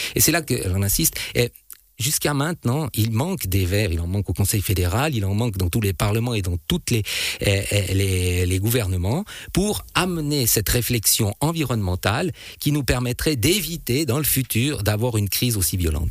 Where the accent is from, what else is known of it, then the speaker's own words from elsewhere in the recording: Switzerland; chez nous en Suisse